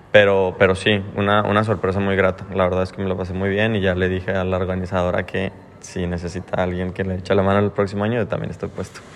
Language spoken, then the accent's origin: Spanish; Mexico; now in Australia; siendo mexicano